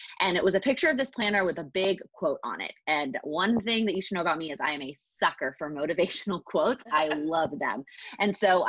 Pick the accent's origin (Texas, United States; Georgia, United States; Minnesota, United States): Texas, United States; moved away as an adult; now in New York City, United States; I am originally from Texas, so we have that in common. And I moved to New York City after college to work full time.